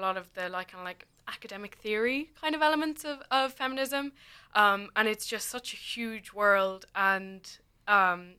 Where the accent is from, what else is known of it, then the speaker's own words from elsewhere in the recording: Kilkenny, Leinster, Ireland; moved away as an adult; now in Cork, Ireland; I'm from Kilkenny, like originally.